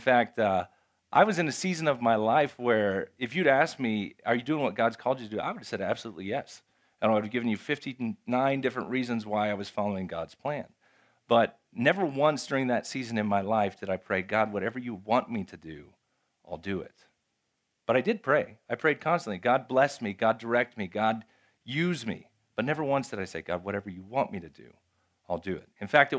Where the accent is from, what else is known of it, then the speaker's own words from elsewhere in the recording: Japan; moved away as an adult; If you don't know, I grew up in Japan. I'm a missionary kid. I grew up in Japan. I lived in Japan from the time I was 5 till I was 18. So I speak Japanese.